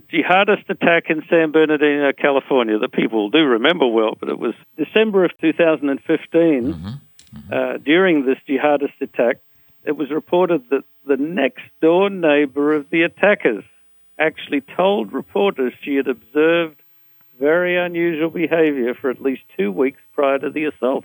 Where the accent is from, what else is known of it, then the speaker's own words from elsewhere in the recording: Australia; I'm an Australian of Anglo-Saxon origin